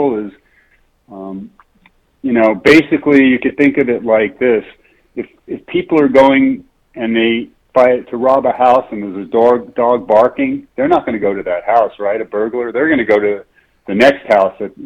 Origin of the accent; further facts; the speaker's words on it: New York City, New York, United States; I grew up in New York City